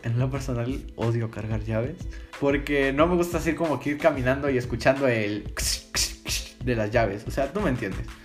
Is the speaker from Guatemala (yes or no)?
yes; Guatemala; soy de Guatemala